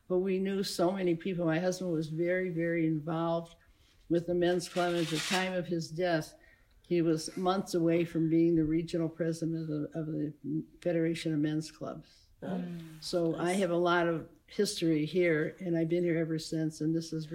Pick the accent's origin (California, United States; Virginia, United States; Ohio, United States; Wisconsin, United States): Ohio, United States; Cleveland Heights; also born or lived in South Euclid, Ohio; I'm from Cleveland. I was born in the Cleveland area, Lakeview. And when I was just a couple of years old, we moved to Cleveland Heights on Glenmont because my grandparents owned a two-family house